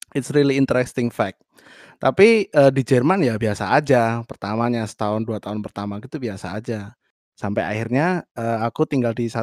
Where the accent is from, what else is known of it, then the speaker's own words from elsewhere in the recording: Yogyakarta, Special Region of Yogyakarta, Indonesia; now in Berlin, Germany; Aku asal dari Jogja, sekarang saat ini masih kuliah di menuju semester akhir eh, dan juga sedang bekerja di satu library di Berlin